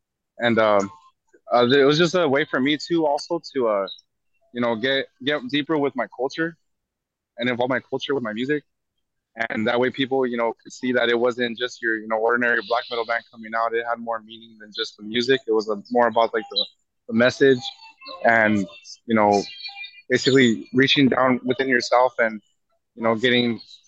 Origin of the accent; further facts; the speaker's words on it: California, United States; I was born and raised in California.